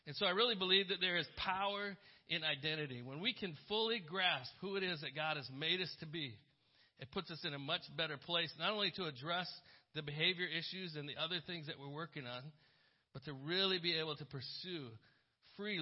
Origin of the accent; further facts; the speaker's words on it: United States; as good Americans